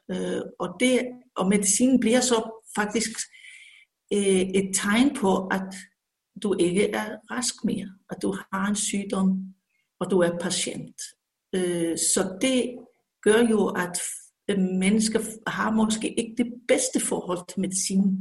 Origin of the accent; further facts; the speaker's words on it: Iceland; moved away as an adult; also born or lived in Odense, Denmark; now in Copenhagen, Denmark; så har jeg som islænding jo boet meget i Island og været på universitetet derovre.